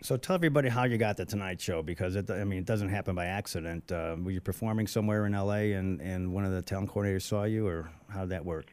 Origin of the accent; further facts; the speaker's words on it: Illinois, United States; I'm from Illinois